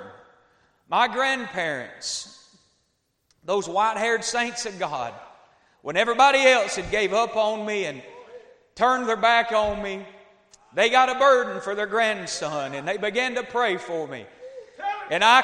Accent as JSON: {"language": "English", "region": "Northeast Georgia", "country": "United States", "tie": "born or raised there", "moved": "yes", "lives_now": "Tennessee, United States", "said": "I live in Tennessee now, but I was raised in Northeast Georgia"}